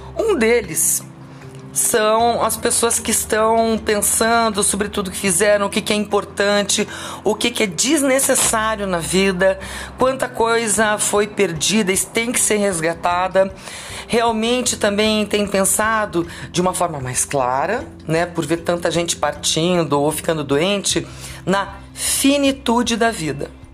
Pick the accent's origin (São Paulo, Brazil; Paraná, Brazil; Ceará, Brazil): Paraná, Brazil; Curitiba; eu sou curitibana, é, fiz 22 anos de rádio rock aqui em Curitiba